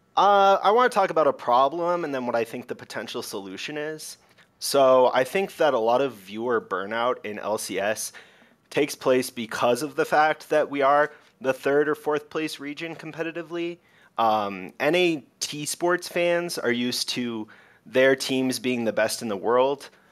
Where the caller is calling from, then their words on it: Denver, Colorado, United States; I'm calling from Denver, Colorado.